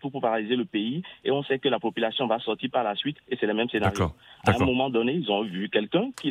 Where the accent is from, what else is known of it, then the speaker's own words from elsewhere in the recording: Benin; je suis béninois